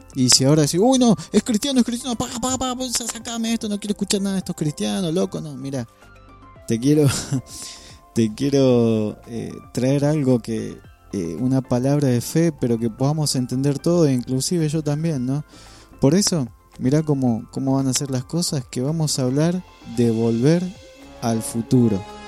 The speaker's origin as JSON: {"language": "Spanish", "country": "Argentina", "tie": "born or raised there", "said": "Soy parte de esta tierra que el Señor me, me dio la bendición de nacer en este lugar"}